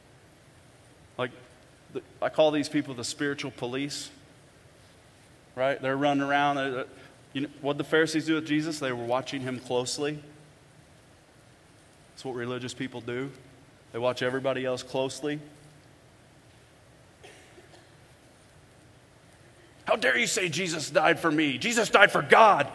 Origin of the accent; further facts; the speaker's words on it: Bonne Terre, Missouri, United States; I'm from Bon Terre, Missouri